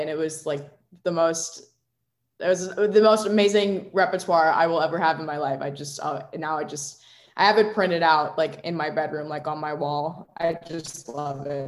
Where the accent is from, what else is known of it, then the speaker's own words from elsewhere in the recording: Virginia, United States; I'm from Virginia. I've lived in Virginia my whole life